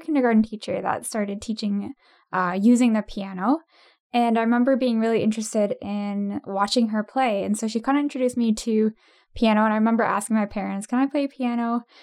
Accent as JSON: {"language": "English", "town": "Ottawa", "region": "Ontario", "country": "Canada", "tie": "born or raised there", "said": "born and raised in Ottawa"}